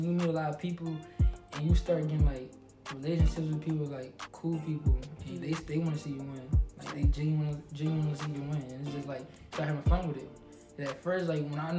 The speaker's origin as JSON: {"language": "English", "town": "Harrisburg", "region": "Pennsylvania", "country": "United States", "tie": "born or raised there", "said": "people from my hometown started seeing me going on trips back to back. I was still in school"}